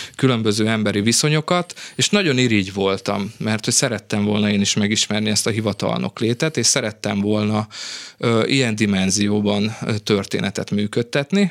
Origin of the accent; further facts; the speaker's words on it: Vojvodina, Serbia; accent: Vojvodina Hungarian; first language Hungarian (Vojvodina variety); moved away as an adult; also born or lived in Novi Sad; now in Hungary; Tehát mondhatnám ezt, hogy a vajdasági magyar az én anyanyelvem